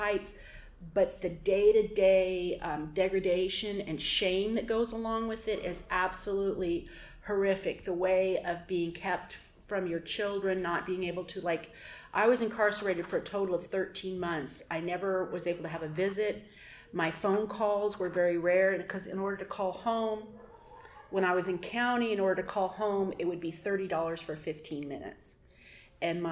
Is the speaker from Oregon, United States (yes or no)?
yes; Portland, Oregon, United States; I'm from Portland, Oregon